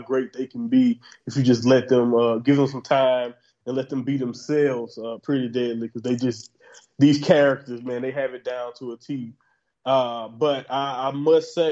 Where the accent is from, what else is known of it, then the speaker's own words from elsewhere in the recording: the Southern United States, United States; I'm from Southern America